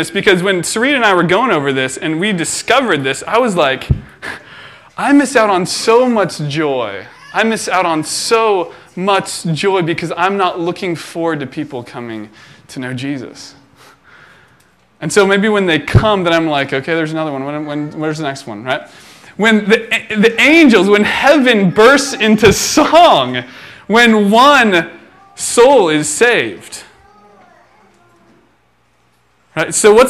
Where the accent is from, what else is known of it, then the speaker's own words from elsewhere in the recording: Philippines; born there; For you guys who don't know, I was born in the Philippines, and my parents were missionaries there.